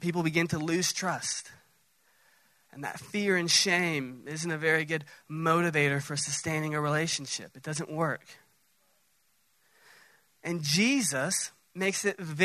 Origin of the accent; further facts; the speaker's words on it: Dallas, Texas, United States; Now, I'm from Dallas, south of Dallas